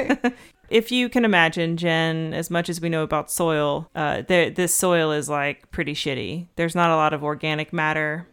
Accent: Georgia, United States; I'm from Georgia, but my family's not from Georgia

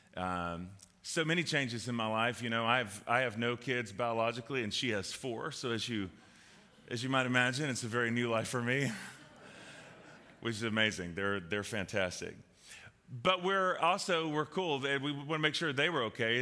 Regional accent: the South, United States; I grew up in the South

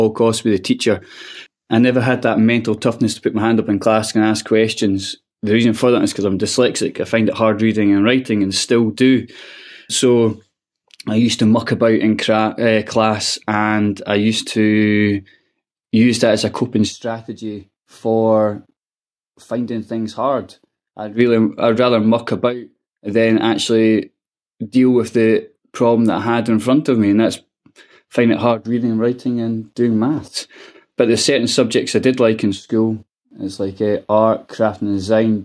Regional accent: Edinburgh, Scotland, United Kingdom; it's a disadvantaged area of Edinburgh called Pilton, and amazing people there. I got brought with lifelong friends and things, but I found it really, really tough. You had to grow up quite fast

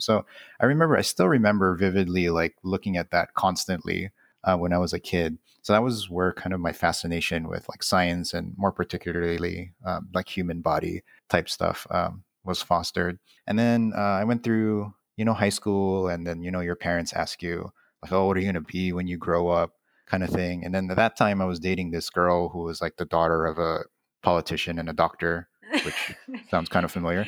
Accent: Honolulu, Hawaii, United States; born and raised in Kalihi

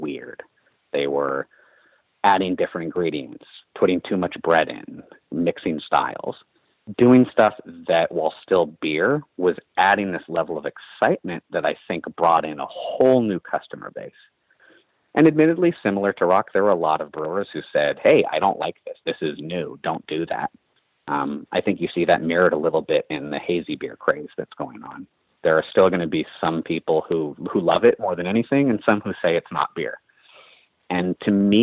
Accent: Berkeley, California, United States; The Bay Area and Berkeley in particular, where I grew up

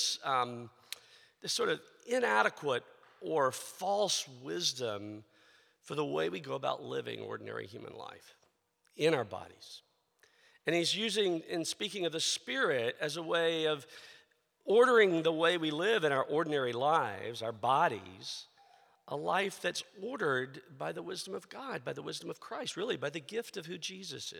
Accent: the South, United States; I grew up in the South

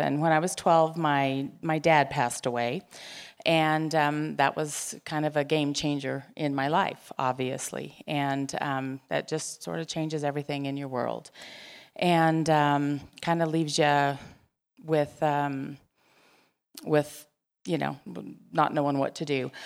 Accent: Gallup, New Mexico, United States; I grew up in Gallup, and there were lots of Catholics

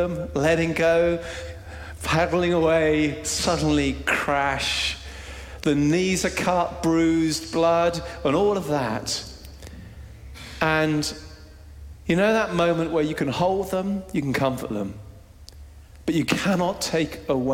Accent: Jersey; we're Brits, we're from Jersey, somewhere in the middle.

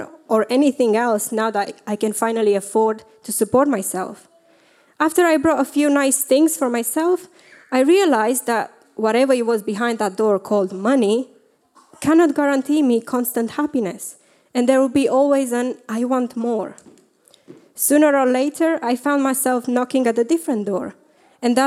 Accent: Romania; moved away; I grew up in Romania

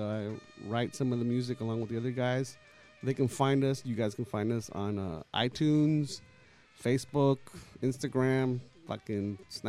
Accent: La Habra, California, United States; I grew up in La Habra.

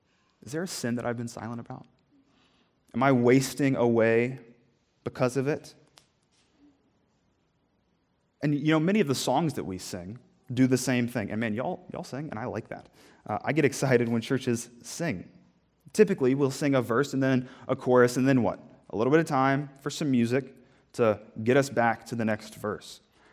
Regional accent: the South, United States; I'm from the South. Altar calls are common. I don't know about them up here

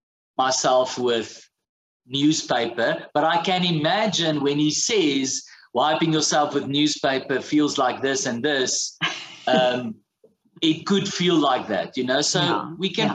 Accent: South Africa

